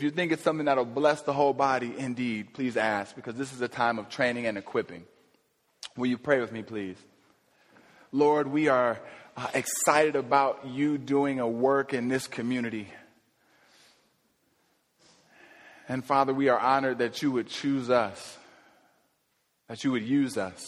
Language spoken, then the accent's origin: English; Ohio, United States; my home state of Ohio